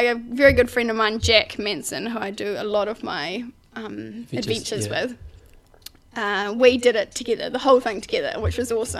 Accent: west of Ashburton, Mid Canterbury, New Zealand; also born or lived in Wellington / Sydney / London; I was brought up in Mid Canterbury, west of Ashburton, on a sheep and beef farm with my family, mum and dad, and brother and sister

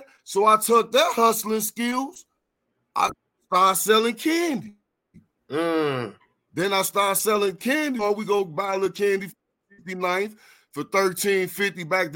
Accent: Florida, United States; Florida. I come from Block 6

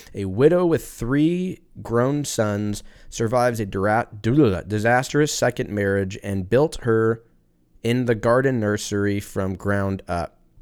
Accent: United States; I'm American

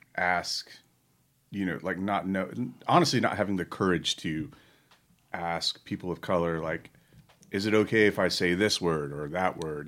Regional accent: Charlotte, North Carolina, United States; I'm from Charlotte, North Carolina, home of the, home of the Charlotte Motor Speedway

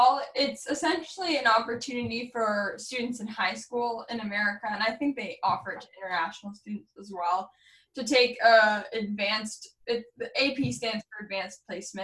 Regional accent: New Hampshire, United States; also born or lived in Arizona / Lebanon, New Hampshire / Keene, New Hampshire; I was originally born in Arizona, but I've basically entirely grown up in New Hampshire. I lived in Lebanon, and now I live in Keene, New Hampshire.

